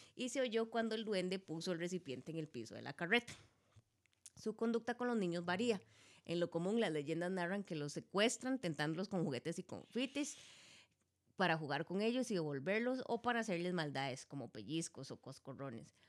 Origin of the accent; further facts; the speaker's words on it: Costa Rica; nosotros como costarricenses